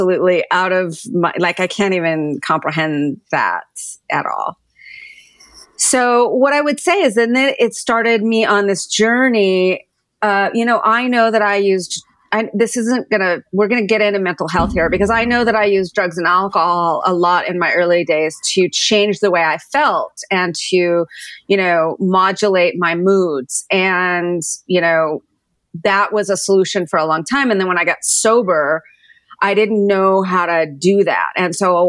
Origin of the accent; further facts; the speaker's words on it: Southern California, United States; moved away as an adult; also born or lived in San Francisco / New York; I grew up in Southern California